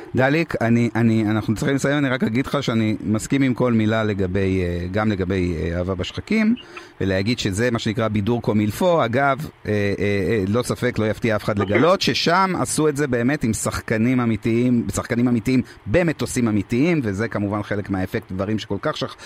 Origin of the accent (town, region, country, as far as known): France